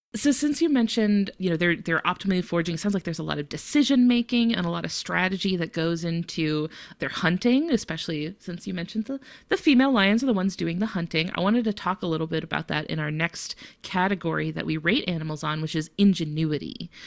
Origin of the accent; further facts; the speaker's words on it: Florida, United States; I'm from Florida